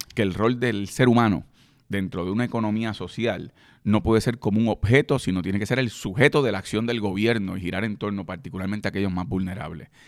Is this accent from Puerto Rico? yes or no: yes; Puerto Rico; yo soy puertorriqueño y creo en la independencia de mi país